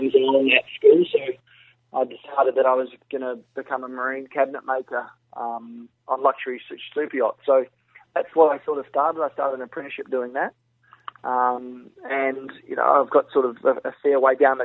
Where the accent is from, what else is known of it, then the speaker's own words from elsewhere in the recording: New Zealand; also born or lived in England; I only spent 11 months in England, so I did all my schooling and everything like that in New Zealand